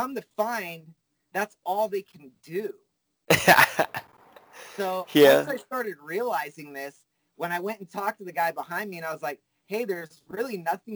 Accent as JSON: {"language": "English", "town": "Fresno", "region": "California", "country": "United States", "said": "I'm from Fresno where nothing cool happens"}